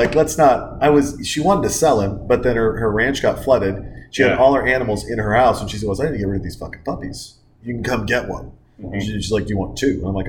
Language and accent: English; Montana, United States; moved away; also born or lived in Newport Beach; I grew up in Montana.